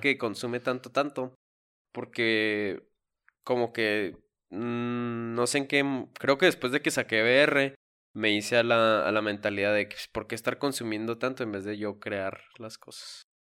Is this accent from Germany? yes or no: no; Mexico; nosotros como mexicanos